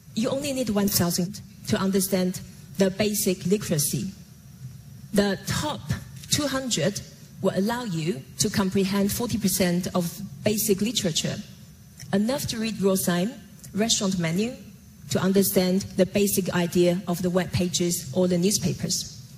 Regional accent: Taiwan; Growing up in Taiwan as a daughter calligrapher

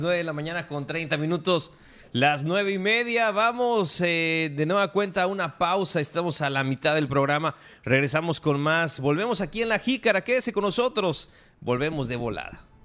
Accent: Mexico; somos mexicanos y este es nuestro país, es nuestro hogar

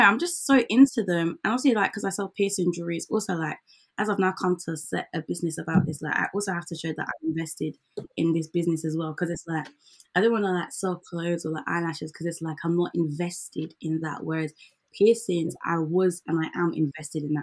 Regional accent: Zimbabwe; moved away; I'm from Zim

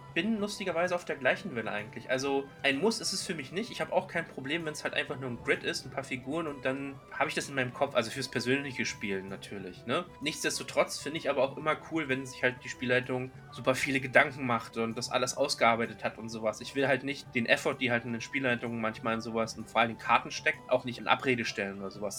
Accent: Berlin, Germany; bei uns in Berlin

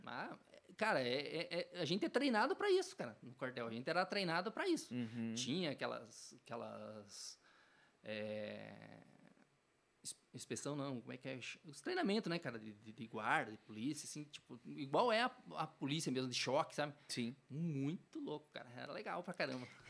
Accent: Telêmaco Borba, Paraná, Brazil; eu sou nascido aqui

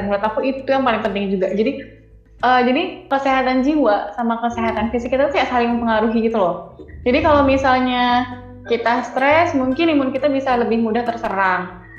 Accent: Pekanbaru, Riau, Indonesia; moved away as an adult; now in Solo, Indonesia; aku born and raised di Pekanbaru, jadi lahir dan besar di Pekanbaru

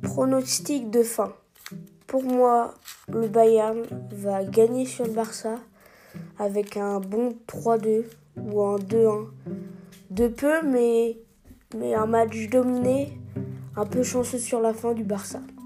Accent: France; en tant que Français

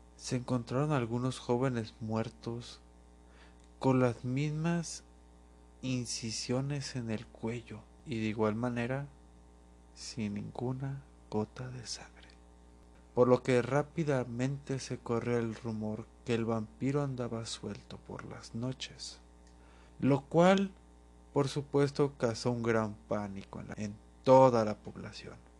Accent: Guadalajara, Jalisco, Mexico; Y es de donde yo soy.

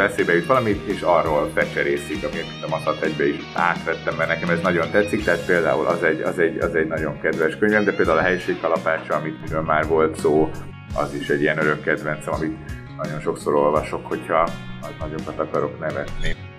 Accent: Budapest, Hungary; én Budapesten nevelkedtem

